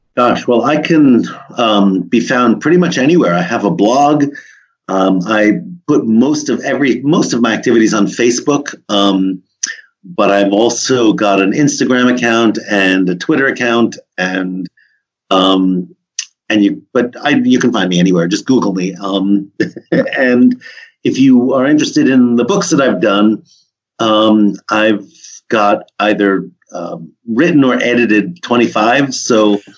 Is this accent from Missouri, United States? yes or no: no; Monmouth County, New Jersey, United States; I grew up in New Jersey, um, amidst some beautiful apple orchards um, in Monmouth County